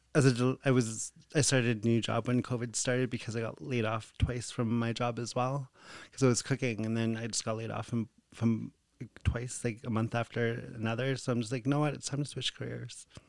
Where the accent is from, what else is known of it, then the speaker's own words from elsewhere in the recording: Behchokǫ̀, Northwest Territories, Canada; growing up in Bechuco